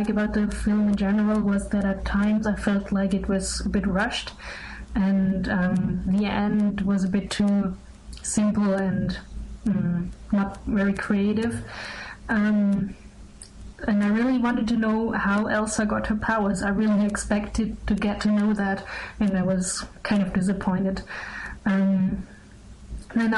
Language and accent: English; Germany; I'm 18 years old, and I'm from Germany.